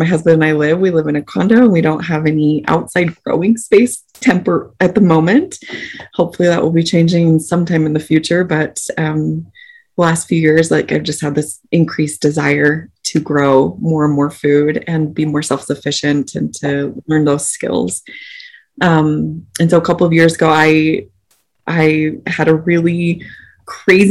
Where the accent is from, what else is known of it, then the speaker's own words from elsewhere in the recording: Salt Lake City, Utah, United States; We grew up in Salt Lake City, Utah, the suburbs of Salt Lake City